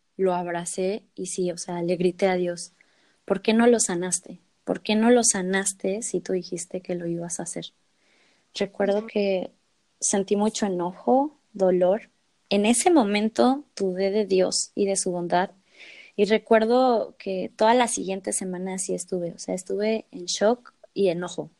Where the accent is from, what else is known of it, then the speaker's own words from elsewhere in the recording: Mexico City, Mexico; moved away as an adult; now in Tijuana, Mexico; yo soy de Ciudad de México, pero hace un par de semanas me mudé a Tijuana